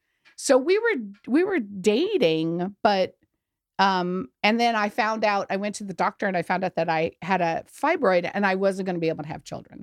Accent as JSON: {"language": "English", "town": "Memphis", "region": "Tennessee", "country": "United States", "tie": "born there", "said": "And my mother's from Memphis. So okay. I was born in Memphis."}